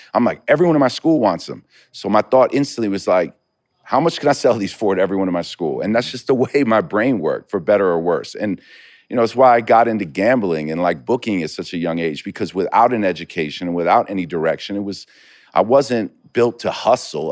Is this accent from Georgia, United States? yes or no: no; New York, United States; I grew up in New York in the eighties and nineties